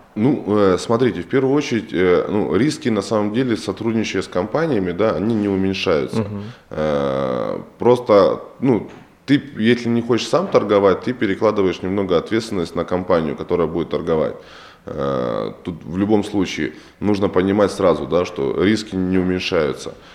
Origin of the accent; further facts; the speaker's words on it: Ukraine; now in Russia; я сам родом с Украины